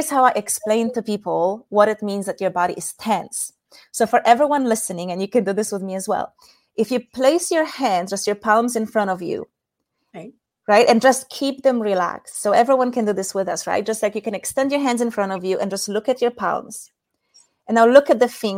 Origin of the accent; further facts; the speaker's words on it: Poland; moved away as an adult; also born or lived in Asia; In case anyone is wondering about my weird accent, I'm from Poland.